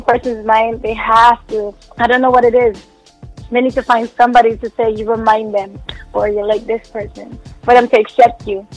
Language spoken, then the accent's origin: English; Jamaica; now in Canada; I'm originally from Jamaica